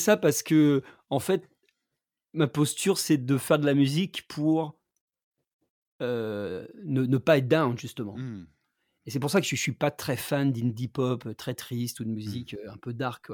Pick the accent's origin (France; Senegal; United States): France; Rouen, Normandy; moved away as an adult; j'ai quitté Rouen quand j'avais 18 ans